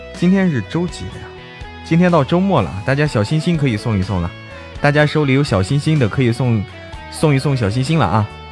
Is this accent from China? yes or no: yes; Zhangjiakou, Hebei, China; moved away; 现在我回到， 回到我们老家了，回到张家口了，在家里给大家开这么一场直播啊